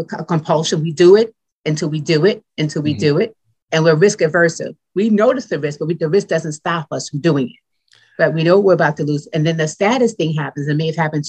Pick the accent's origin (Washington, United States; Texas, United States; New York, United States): New York, United States; New York City; now in Windsor Mill, United States; I'm from Brooklyn, New York, same neighborhood as you